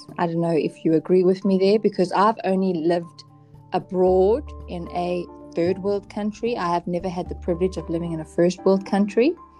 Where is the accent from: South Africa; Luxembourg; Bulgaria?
South Africa; moved away; from South Africa.